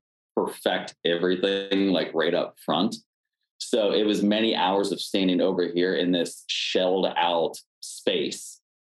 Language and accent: English; Pennsylvania, United States; moved away; I'm originally from Pennsylvania